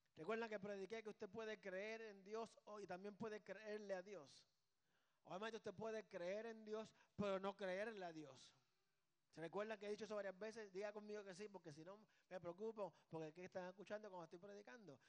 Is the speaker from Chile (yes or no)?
no; Puerto Rico; Aquí somos boricuas.